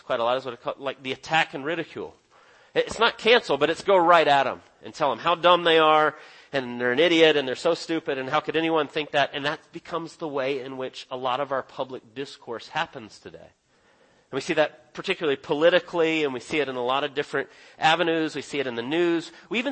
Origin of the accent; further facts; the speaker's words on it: Texas, United States; now in Dawsonville, United States; I was born in Texas and lived there for a while